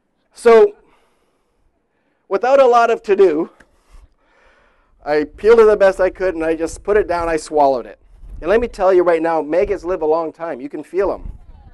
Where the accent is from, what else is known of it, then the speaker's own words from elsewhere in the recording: Indonesia; Like Pastor Jeff said, I grew up in Indonesia